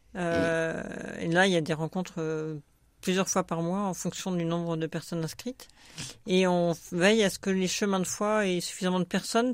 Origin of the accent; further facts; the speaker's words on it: Grenoble, Auvergne-Rhône-Alpes, France; moved away as an adult; also born or lived in Paris region; now in Marne, France; Je suis grenobloise d'origine, mes parents y habitent toujours